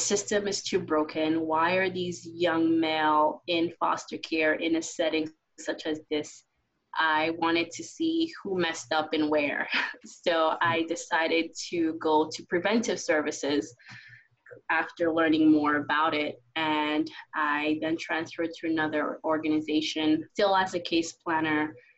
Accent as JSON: {"language": "English", "country": "Haiti", "tie": "born or raised there", "also_born_or_lived": "New York", "moved": "yes", "lives_now": "United States", "said": "I was born and raised in Haiti, and I've been in the States for 19 years now"}